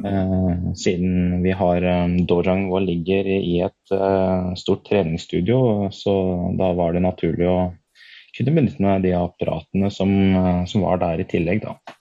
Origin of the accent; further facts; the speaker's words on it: Nord-Østerdalen, Innlandet, Norway; jeg er jo født og oppvokst oppe i Nord-Østerdalen